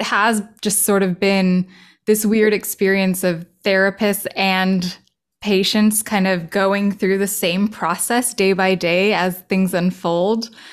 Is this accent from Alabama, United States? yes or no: no; Los Angeles, California, United States; moved away as an adult; also born or lived in New York City; recently moved back to L A, my hometown